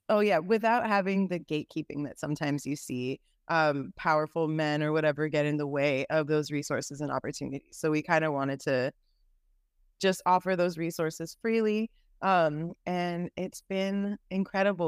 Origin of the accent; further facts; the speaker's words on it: San Francisco, California, United States; now in Los Angeles, United States; I am from San Francisco, California, and Bay Area. I am currently in Los Angeles.